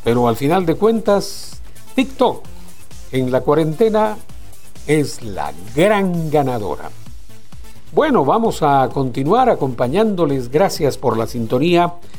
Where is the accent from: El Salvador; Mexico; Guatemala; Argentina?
Guatemala; los chapines somos bien abrazadores